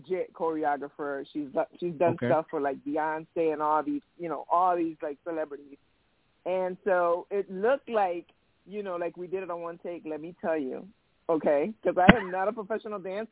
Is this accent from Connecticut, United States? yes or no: yes; Connecticut, United States; I'm from Connecticut. Both parents are from Puerto Rico. I'm Puerto Rican, but born in the United States. But when growing up in the projects